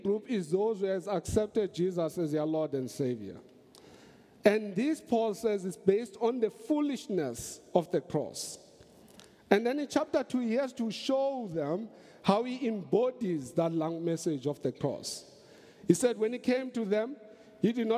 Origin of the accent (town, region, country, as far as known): South Africa